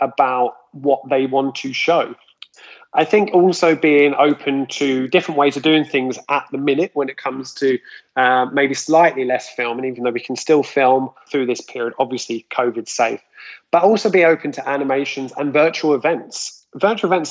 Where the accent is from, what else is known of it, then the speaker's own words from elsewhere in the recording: Luton, East of England, United Kingdom; Leland's High School even, which I went to in Luton